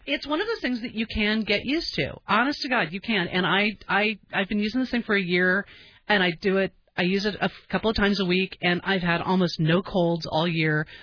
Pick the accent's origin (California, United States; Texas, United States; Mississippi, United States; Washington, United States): California, United States; Southern; moved away; I grew up in Southern California, and um, I moved here because of the weather